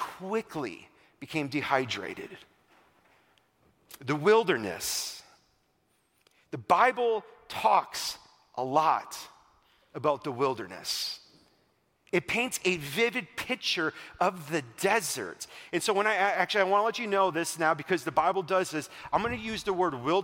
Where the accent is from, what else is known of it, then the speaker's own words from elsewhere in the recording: Wisconsin, United States; I'm from Wisconsin